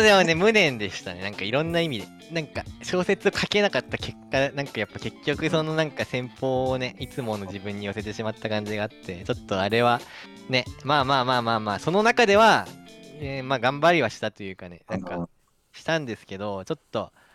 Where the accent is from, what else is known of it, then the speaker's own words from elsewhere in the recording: Musashino, Tokyo, Japan; moved away as an adult; now in Chiba, Japan; 武蔵野っていう土地のことを考える時間があったっていうのはなんか個人的にはすごくねいいことだったなっていう気持ちもやっぱ生まれ育った土地ですし